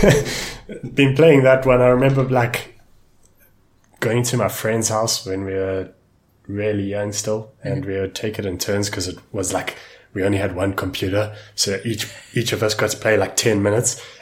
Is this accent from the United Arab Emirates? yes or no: no; South Africa; I'm from South Africa